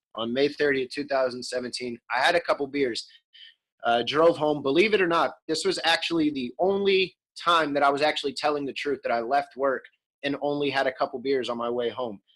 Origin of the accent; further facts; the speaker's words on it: Bethlehem, Pennsylvania, United States; I'm from Bethlehem, Pennsylvania, Lehigh Valley, right outside of Philly